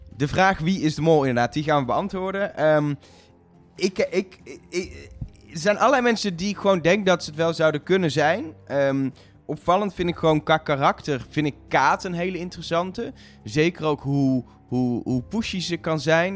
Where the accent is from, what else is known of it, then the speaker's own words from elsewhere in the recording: Netherlands; wij zijn zelf Nederlanders